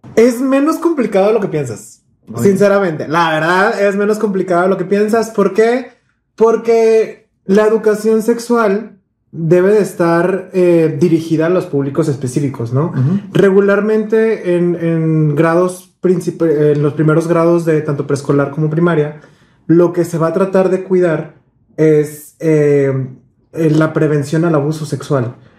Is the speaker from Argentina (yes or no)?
no; Monterrey, Nuevo León, Mexico; todos crecimos aquí en Monterrey